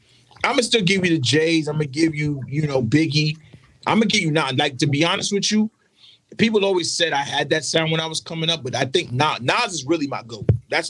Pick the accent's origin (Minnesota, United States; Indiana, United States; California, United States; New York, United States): New York, United States; New York City; moved away as an adult; also born or lived in Connecticut / the South; I got to represent Brooklyn. I am from Brooklyn.